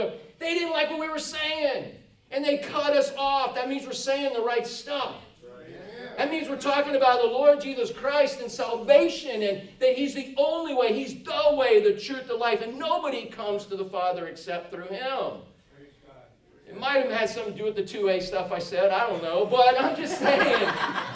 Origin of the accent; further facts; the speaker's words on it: Florida, United States; we grew up in Florida